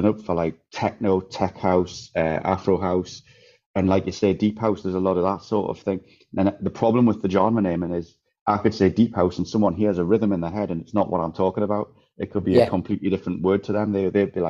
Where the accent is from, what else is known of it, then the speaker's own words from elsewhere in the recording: Newcastle upon Tyne, North East England, United Kingdom; now in Cyprus; I'm from Newcastle, but I moved to Cyprus.